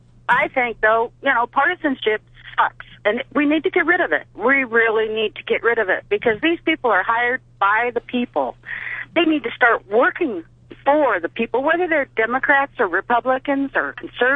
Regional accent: Reno, Nevada, United States; now in Rockwall, Texas, United States; I am in Rockwall, Texas, and I'm from Reno, Nevada, originally.

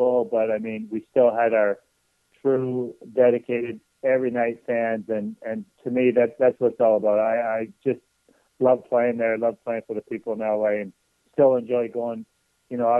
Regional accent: Haliburton, Ontario, Canada; my hometown where I live, there's 150 people in it on a good day.

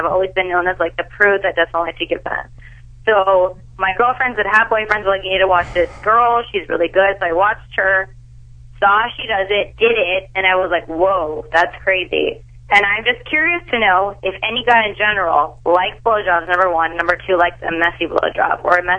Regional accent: California, United States; now in Miami, United States; No, actually, I live in Miami, but I'm originally from Orange County, California.

